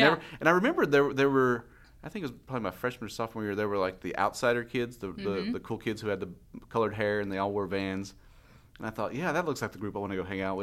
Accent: Clay City, Kentucky, United States; also born or lived in Germany / Tennessee; I was also a half Mexican kid growing up in Eastern Kentucky who didn't have a dad

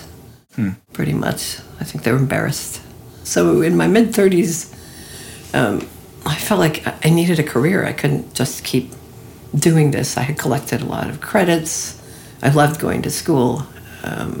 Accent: Chicago, Illinois, United States; also born or lived in Minnesota; I was born in Minnesota, but I don't really remember living there. I moved to Chicago when I was 4, so I really grew up in Chicago.

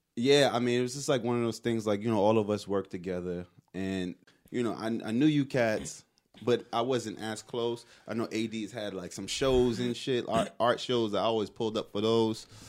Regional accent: New York City, New York, United States; I'm from Brooklyn. Like, if you talk about where I'm from in Brooklyn

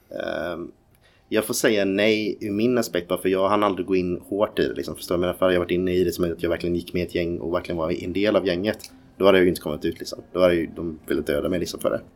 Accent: Ljungskile, Västra Götaland, Sweden; also born or lived in Nybro, Småland; En bit utanför Uddevalla som heter ett litet ställe som heter Ljungskile. Mm. Eh, där växte jag upp.

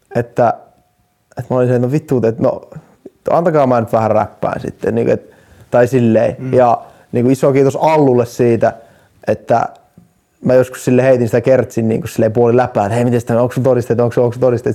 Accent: Jyväskylä, Central Finland, Finland; now in Helsinki, Finland; mä oon Jyväskylästä

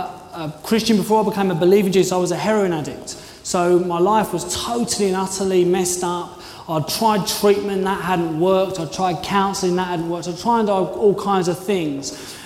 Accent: London, United Kingdom; now in Dorchester, United Kingdom; I came from London. I wanted to be in the big city.

